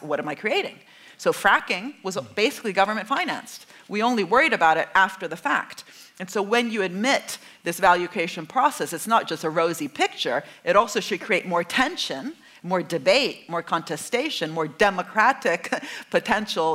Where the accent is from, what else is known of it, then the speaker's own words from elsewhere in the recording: Italy; I'm from Italy